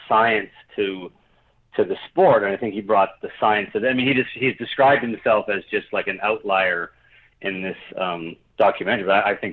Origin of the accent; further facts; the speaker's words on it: Hamilton, Ontario, Canada; I grew up in Hamilton